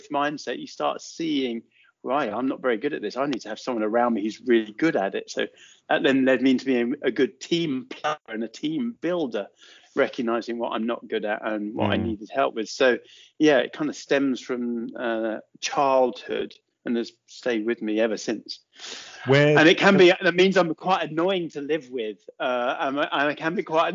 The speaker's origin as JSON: {"language": "English", "town": "Watford", "region": "East of England", "country": "United Kingdom", "tie": "born or raised there", "said": "We grew up just outside Watford, so that's kind of where I was born, in Watford General Hospital"}